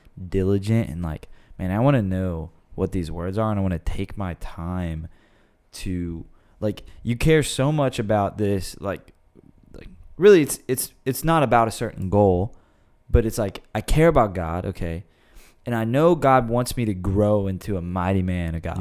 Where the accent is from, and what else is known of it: United States